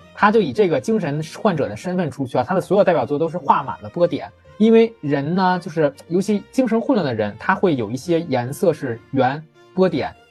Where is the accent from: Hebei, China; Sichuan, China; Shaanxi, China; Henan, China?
Hebei, China; Qinhuangdao; 我家乡的歌，叫《…》